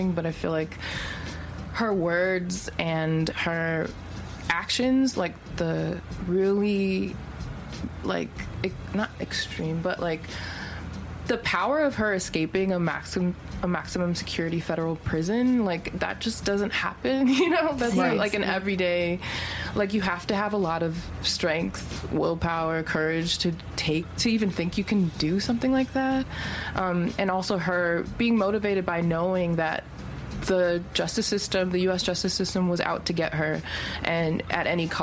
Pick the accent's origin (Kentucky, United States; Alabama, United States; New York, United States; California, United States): California, United States; Los Angeles; I grew up in South Central